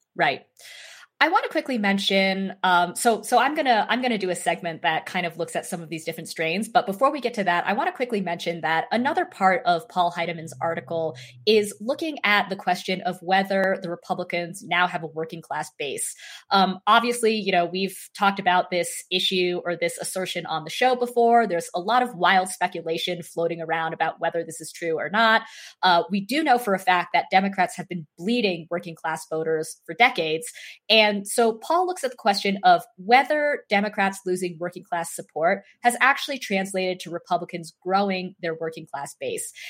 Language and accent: English; Idaho, United States; Idaho, which some of you may know is my home state